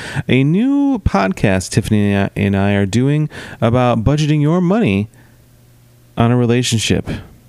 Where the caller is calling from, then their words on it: Missouri, United States; I'm calling you from Missouri, so I'll be right over.